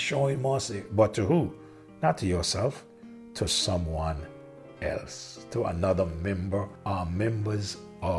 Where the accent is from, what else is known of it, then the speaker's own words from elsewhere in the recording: Angola; moved away; I am from Angola, but God has chosen for me to be here, to serve here on this island.